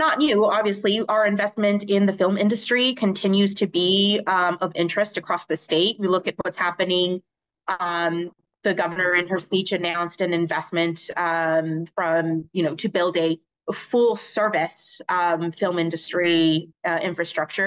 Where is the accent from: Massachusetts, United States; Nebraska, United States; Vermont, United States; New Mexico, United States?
New Mexico, United States; Loving; my hometown school district, the Loving School District